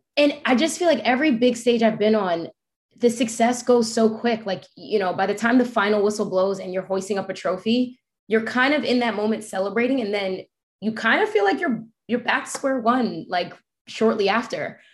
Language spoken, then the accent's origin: English; New York, United States; I'm a New Yorker. I'm from a city.